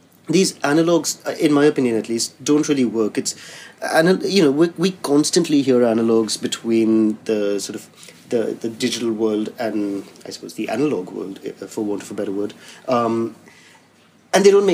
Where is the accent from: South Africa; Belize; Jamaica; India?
India; now in London, United Kingdom; as an Indian who lives in London